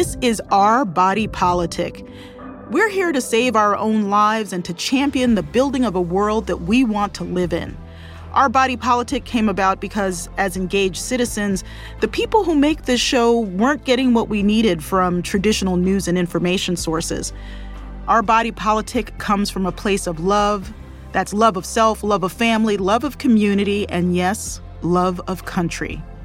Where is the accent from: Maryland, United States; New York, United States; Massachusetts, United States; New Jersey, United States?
Maryland, United States; Baltimore; I grew up in Baltimore for the most part